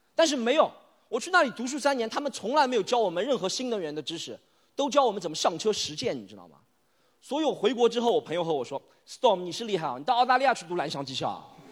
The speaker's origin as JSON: {"language": "Chinese", "region": "Shanghai", "country": "China", "tie": "born or raised there", "said": "我从小出生在上海杨浦区的棚户区里，那里叫定海街道"}